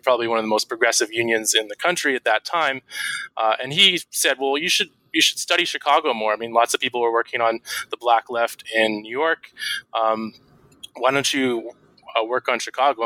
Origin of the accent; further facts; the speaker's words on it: Vancouver, British Columbia, Canada; my hometown of Vancouver